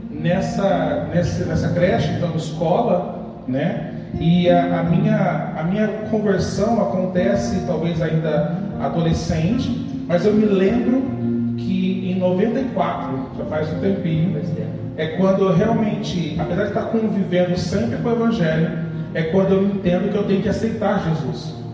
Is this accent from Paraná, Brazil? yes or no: yes; Londrina, Paraná, Brazil; Eu sou de Londrina, né, interior do Paraná. Tenho 39 anos. Nasci ali em Londrina.